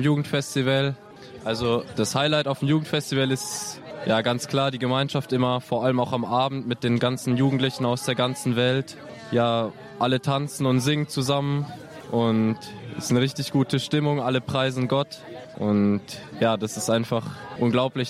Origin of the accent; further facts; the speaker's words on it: Lower Franconia, near Würzburg, Bavaria, Germany; ich komme aus Unterfranken, äh, Nähe von Würzburg